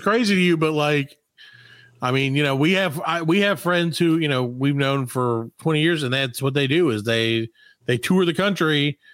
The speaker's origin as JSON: {"language": "English", "region": "South Carolina", "country": "United States", "said": "we're only from South Carolina"}